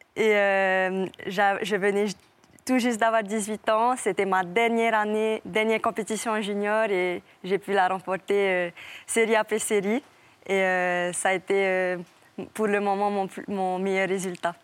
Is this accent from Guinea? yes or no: no; French Polynesia; je viens pas de Tahiti, je viens d'une île à côté